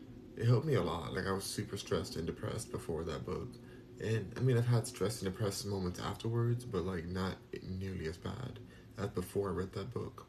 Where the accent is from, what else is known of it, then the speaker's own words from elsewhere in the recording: Los Angeles, California, United States; moved away as an adult; now in Houston, United States; I'm from Los Angeles, born and raised in California. I'm in Houston, Texas right now